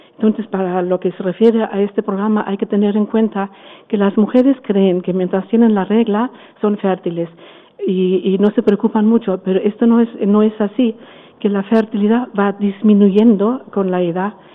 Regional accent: Germany; Spanish is a second language; also born or lived in Frankfurt / Valencia; now in Spain; soy alemana

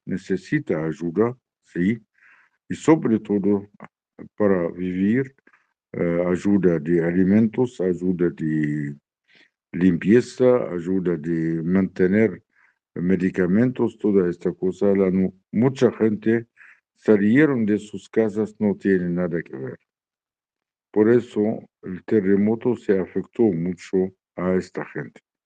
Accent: Syria; nuestro país Siria

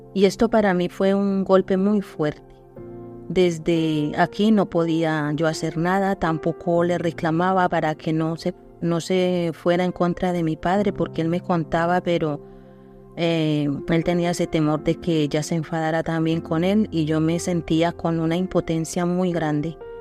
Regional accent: Colombia; Soy de Colombia

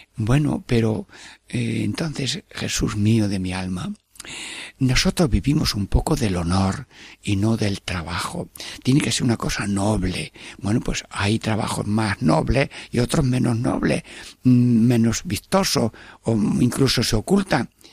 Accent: Albanchez de Mágina, Andalusia, Spain; mi pueblo, Albanchez de Maginajem

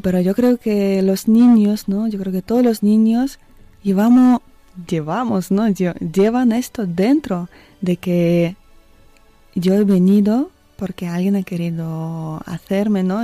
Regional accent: Siberia, Russia; moved away; soy una chica rusa, como tú ya habías dicho. Nací en el año 86 en Siberia, en un pueblo, en una ciudad pequeña

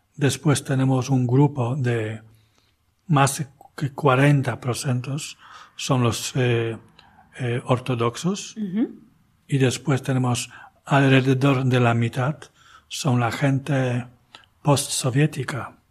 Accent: Archdiocese of Poznań, Greater Poland, Poland; Spanish is a second language; also born or lived in Spain; now in Kalisz, Poland; Nací en la diócesis vecina, arquidiócesis de Poznań, casi en la frontera.

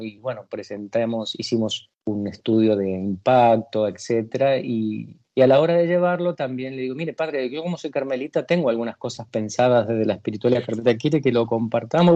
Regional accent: Mendoza, Argentina; moved away as an adult; also born or lived in Buenos Aires; en la tierra donde nací, allá en Mendoza, que dañaban bastante los viñedos. Mi, familia tenía viñedos

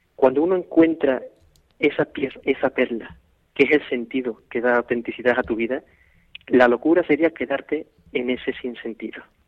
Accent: Seville, Andalusia, Spain; yo soy sevillano

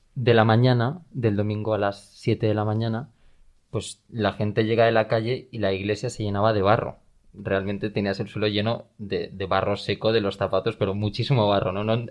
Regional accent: Valencian Community, Spain; en mi día a día en, Valencia, en el pueblo de la diócesis al que me manden cuando sea sacerdote, en la parroquia en la que esté echando una mano en mis años de formación de seminarista

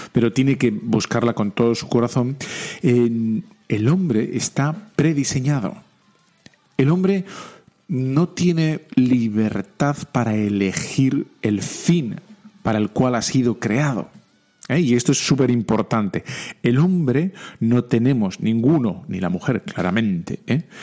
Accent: Bilbao, Basque Country, Spain; soy de Bilbao

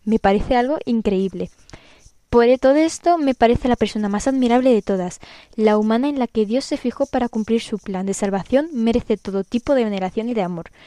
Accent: Toledo, Castilla-La Mancha, Spain; tengo 16 años y soy de Toledo.

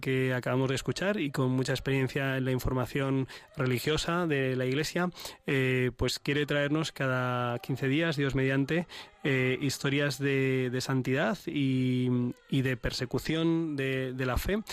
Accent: Spain

